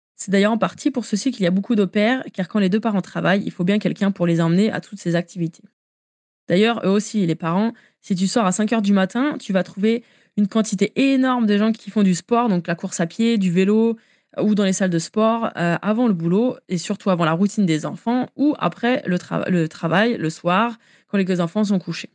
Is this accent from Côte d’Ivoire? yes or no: no; France; accent: French; moved away; notre accent euh, français